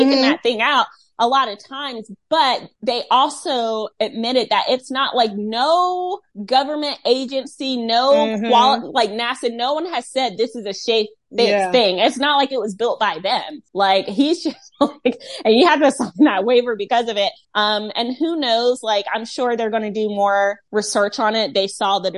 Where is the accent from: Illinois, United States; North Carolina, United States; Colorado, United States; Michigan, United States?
North Carolina, United States; Rocky Mount; my hometown